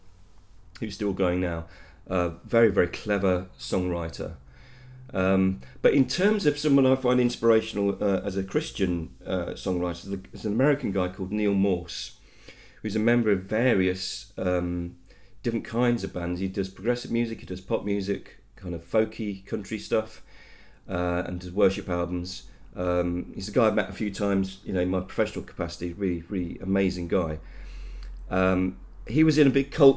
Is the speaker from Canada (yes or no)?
no; Leicester, East Midlands, United Kingdom; I am born and bred in Leicester